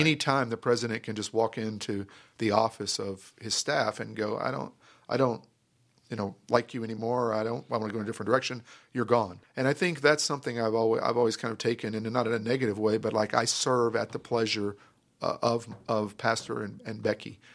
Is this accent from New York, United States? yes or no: no; Grand Prairie, Texas, United States; I grew up in Grand Prairie